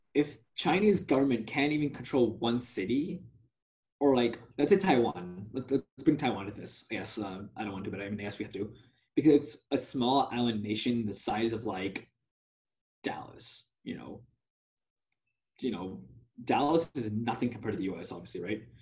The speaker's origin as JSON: {"language": "English", "country": "India", "tie": "born or raised there", "said": "I was born in India"}